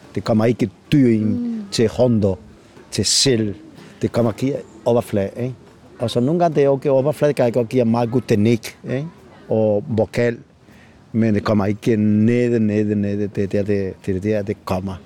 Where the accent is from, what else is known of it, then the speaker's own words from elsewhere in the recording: Bobadilla, Andalusia, Spain; Danish is a second language; moved away as an adult; now in Copenhagen, Denmark; jeg kommer fra Spanien, fra Andalusia